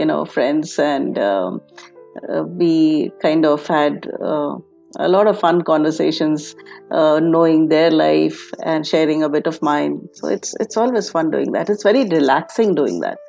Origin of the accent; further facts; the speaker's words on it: Jamshedpur, Jharkhand, India; also born or lived in Germany; I was born and brought up in Jamshedpur, a small town. It's a steel city